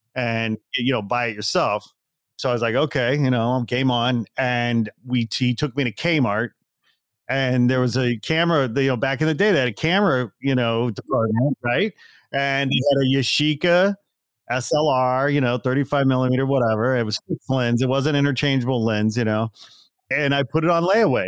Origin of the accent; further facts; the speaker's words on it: Gary, Indiana, United States; I was born in Gary, Indiana